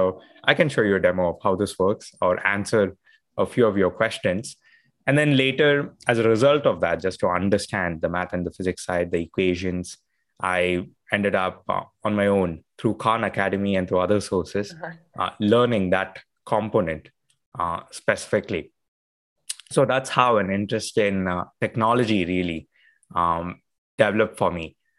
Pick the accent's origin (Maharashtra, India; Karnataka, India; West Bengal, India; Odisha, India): Karnataka, India; Bengaluru; So I used to spend my allowance growing up in Bangalore, India, we used to call it pocket money.